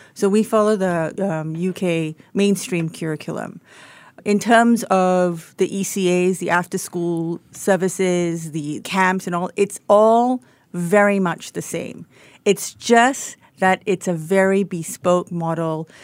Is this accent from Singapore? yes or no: yes; Singapore; moved away as an adult; also born or lived in Australia; third generation Singaporean. I don't look like one, but I am very much one.